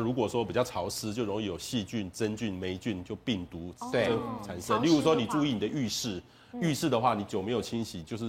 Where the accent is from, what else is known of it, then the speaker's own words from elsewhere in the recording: Taiwan; 那我们台湾人去那边就很不习惯，